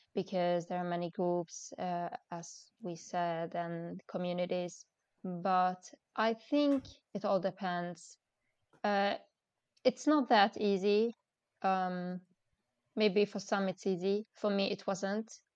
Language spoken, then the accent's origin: English; Sweden; moved away as an adult; now in Dubai, United Arab Emirates; I was born and raised in Sweden